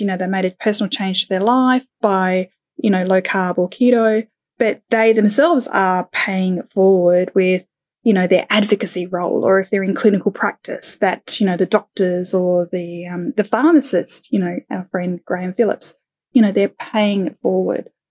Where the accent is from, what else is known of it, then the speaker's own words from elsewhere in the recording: Australia; also born or lived in United Kingdom; now in Thailand; in my heart, you know, being, being Australian